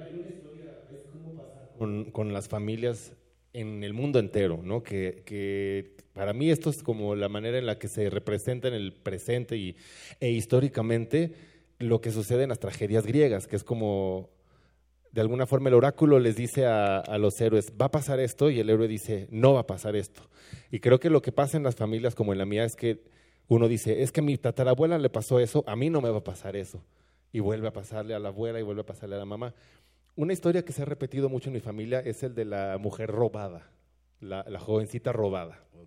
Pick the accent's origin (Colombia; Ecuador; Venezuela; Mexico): Mexico; yo soy mexicano